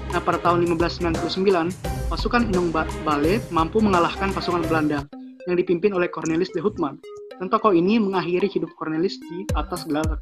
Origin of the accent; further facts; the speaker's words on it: South Sulawesi, Indonesia; ini dari daerah aku nih jadi ada pahlawan asal Sulawesi